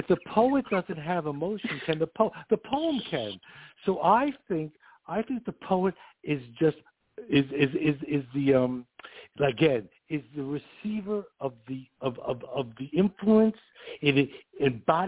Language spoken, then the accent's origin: English; New York City, New York, United States; accent: New York; you could hear I'm from New York. I'm from Queens